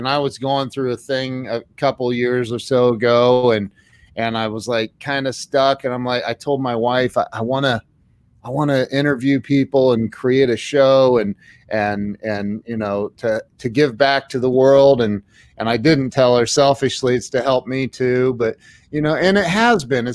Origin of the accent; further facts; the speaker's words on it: Indian Lake, Ohio, United States; I grew up in Indian Lake, Ohio